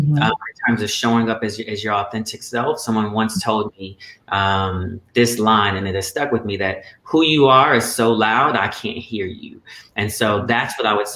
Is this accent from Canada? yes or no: no; Colorado, United States; I actually grew up in Colorado